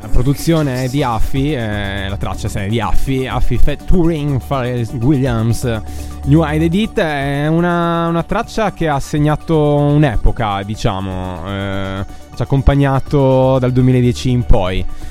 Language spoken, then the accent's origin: Italian; Bolzano, Trentino-Alto Adige, Italy; sono un ragazzo di provincia, vengo da Bolzano